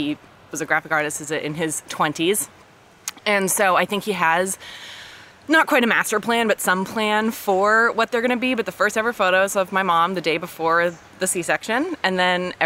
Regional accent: Palo Alto, California, United States; now in Los Angeles, United States; I'm from Palo Alto originally

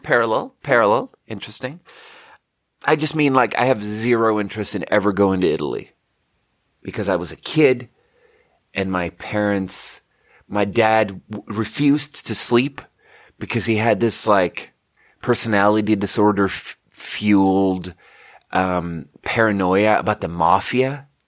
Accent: Skåne, Sweden; moved away; tell them I'm from Skåne

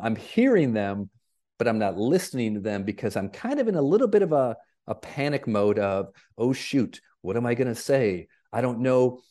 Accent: Flint, Michigan, United States; moved away; I grew up in Flint, Michigan

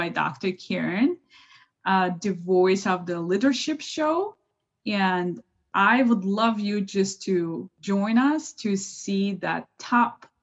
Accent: Baku, Azerbaijan; moved away; I was born and raised in Baku, Azerbaijan

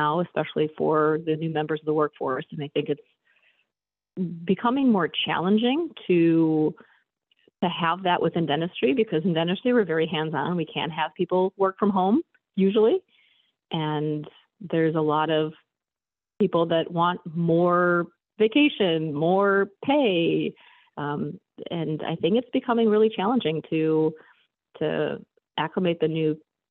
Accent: Chicago, Illinois, United States; I am from Chicago

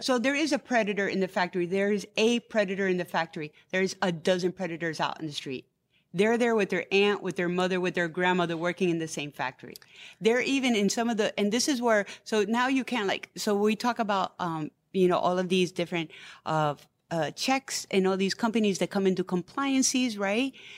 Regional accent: New York City, New York, United States; I was born and raised in New York City. My parents came in the fifties

